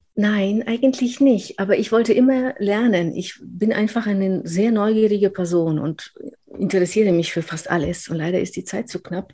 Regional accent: Upper Silesia, Poland; accent: rolling R; German is a second language; also born or lived in Aachen, Germany / Cologne, Germany; now in Germany; In Polen hat man mir gesagt, äh, ich bin eigentlich eine Deutsche, wir sind Oberschlesier, also Spätaussiedler sozusagen

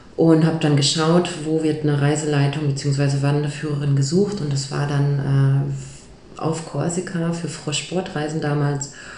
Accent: Ruhr area, North Rhine-Westphalia, Germany; moved away; ich komme eigentlich aus dem Ruhrgebiet

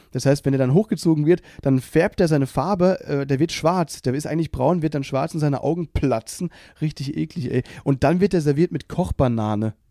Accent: Baden-Württemberg, Germany; Ich bin ja aus Baden-Württemberg

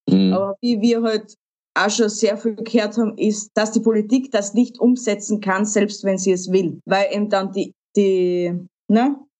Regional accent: Austria; bei uns in Österreich

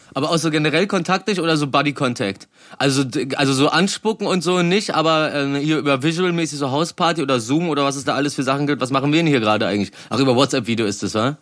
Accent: Berlin, Germany; als Berliner

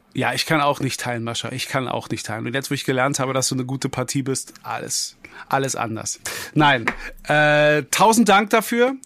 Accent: Berlin, Germany; ich bin ein gebürtiger Berliner.

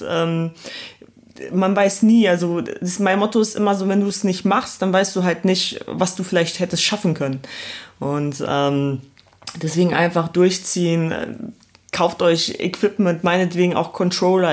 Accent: Essen, North Rhine-Westphalia, Germany; also born or lived in Poland; now in Cologne, Germany; aufgewachsen bin ich im Ruhrpott in Essen

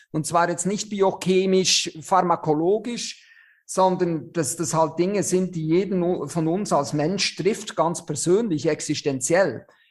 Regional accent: Switzerland; accent: Swiss; moved away as an adult; now in Germany; ich bin ja Schweizer, wie man unschwer hört

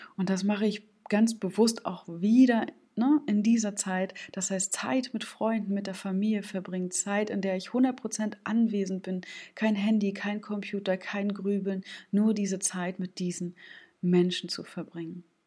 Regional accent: Stralsund, Mecklenburg-Vorpommern, Germany; aus meiner Heimatstadt Stralsund

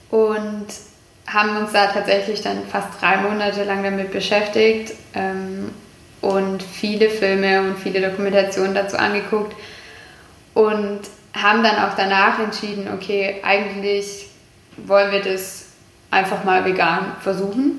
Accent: Kuppingen, Baden-Württemberg, Germany; also born or lived in Jettingen; now in Herrenberg, Germany; man ist im Teilort aufgewachsen und ich bin absolute Kuppingerin

